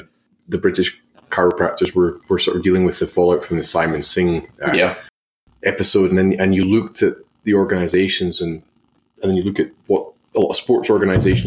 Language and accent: English; Australia; being an Aussie